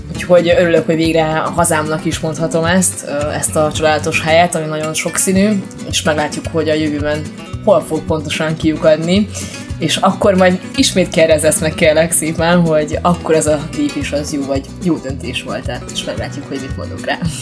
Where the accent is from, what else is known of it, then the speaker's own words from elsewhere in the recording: Hungary; moved away as an adult; also born or lived in Barcelona, Spain / Malta; now in Salou, Spain; Hungriából vagyok, nem pedig uh, eh, braziliánó